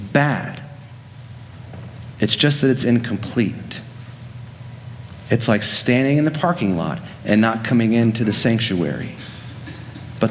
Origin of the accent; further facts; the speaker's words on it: Central Florida, United States; I grew up in Central Florida, just down the road from Disney World